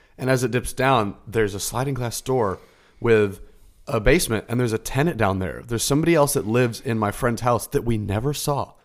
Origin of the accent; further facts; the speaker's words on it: Florida, United States; I was born and raised in Florida